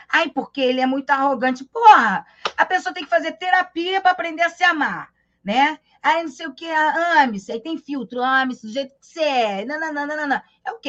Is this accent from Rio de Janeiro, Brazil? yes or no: yes; Rio de Janeiro, Brazil; eu também sou carioca